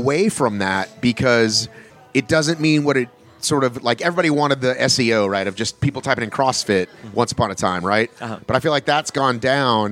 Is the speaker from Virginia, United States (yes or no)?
no; Marietta, Georgia, United States; moved away; I went to Wheeler High School